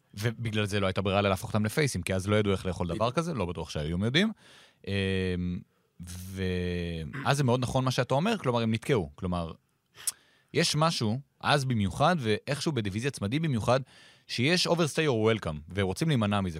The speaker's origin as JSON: {"language": "Hebrew", "country": "Israel"}